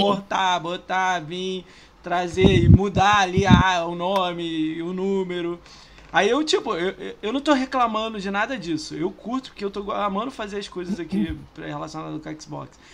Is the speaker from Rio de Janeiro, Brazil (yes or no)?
yes; Rio de Janeiro, Brazil; also born or lived in São Paulo; now in Niterói, Brazil; Eu morei 10 anos lá, tenho vontade de voltar. Mas eu sou do Rio